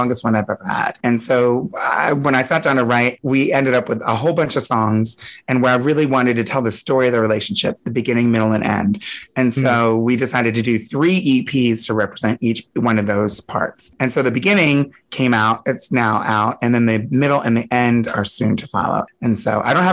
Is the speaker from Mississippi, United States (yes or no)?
no; Delaware, United States; also born or lived in Hershey, Pennsylvania; now in New York, United States; I grew up in Delaware, but I was born in Pennsylvania, in Hershey, Pennsylvania